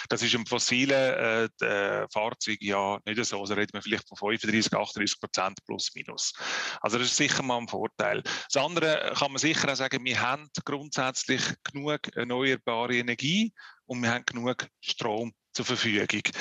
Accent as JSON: {"language": "German", "country": "Switzerland", "said": "wenn man jetzt anschaut bei uns in der Schweiz, wir sind in einer äh, ja, präsentierten Situation"}